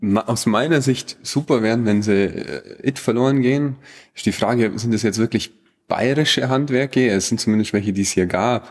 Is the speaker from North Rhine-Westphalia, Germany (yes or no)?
no; Bad Hindelang, Bavaria, Germany; accent: Allgäuer; ich aber hier geboren bin. Also ich bin mit dem Dialekt aufgewachsen, ich schwätze an Dialekt, den Allgäuer